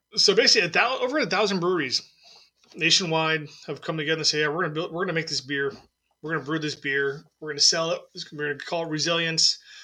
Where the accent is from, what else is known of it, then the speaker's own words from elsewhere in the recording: San Diego, California, United States; I'm from San Diego, so I, I watched the Padres